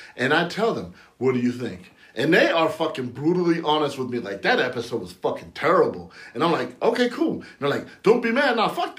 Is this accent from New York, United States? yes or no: no; San Bernardino, California, United States; growing up in San Bernardino, California